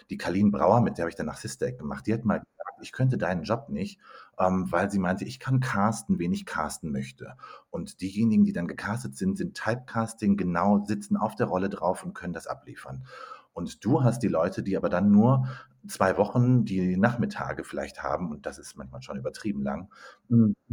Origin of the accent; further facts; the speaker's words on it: North Rhine-Westphalia, Germany; now in Munich, Germany; ich bin eigentlich Ruhrpottler, wohne aber inzwischen in München mit vielen Stationen dazwischen